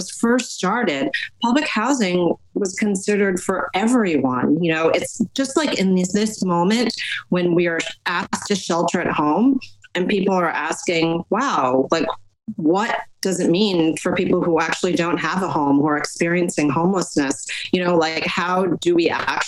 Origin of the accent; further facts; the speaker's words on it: Poughkeepsie, New York, United States; When I grew up in Poughkeepsie, my textbooks never had anything